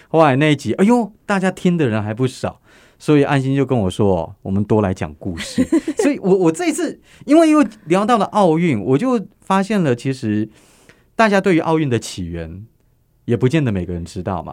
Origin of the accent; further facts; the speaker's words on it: Taiwan; 身为台湾人的我